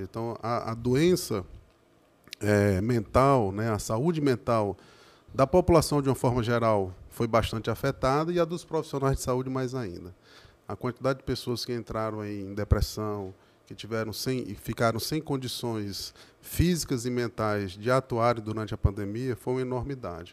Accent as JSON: {"language": "Portuguese", "town": "Crateús", "region": "Ceará", "country": "Brazil", "tie": "born or raised there", "moved": "yes", "lives_now": "Horizonte, Brazil", "said": "quando eu era um moleque, lá em Crateus, eu sou natural de Crateus"}